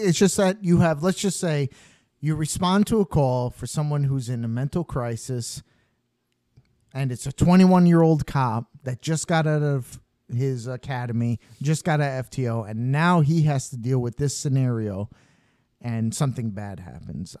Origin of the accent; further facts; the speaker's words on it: New York, United States; I'm from New York